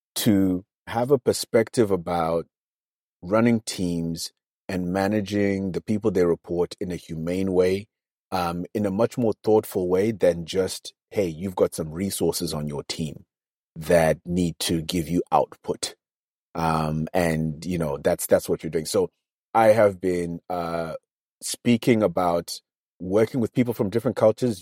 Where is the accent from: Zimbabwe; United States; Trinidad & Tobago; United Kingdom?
Zimbabwe; accent: nasal accent (Nose Brigade); I was in my home country